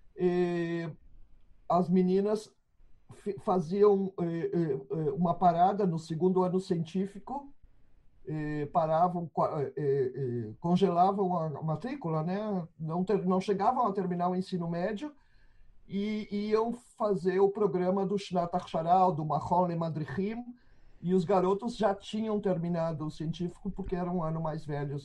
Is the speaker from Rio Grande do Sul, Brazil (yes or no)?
yes; Porto Alegre, Rio Grande do Sul, Brazil; nasci em Porto Alegre em, em 1957